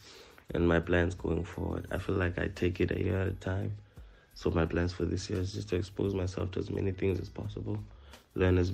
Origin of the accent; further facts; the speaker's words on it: Thulamahashe, Mpumalanga, South Africa; I'm from Thulamahashe, Bushbuckridge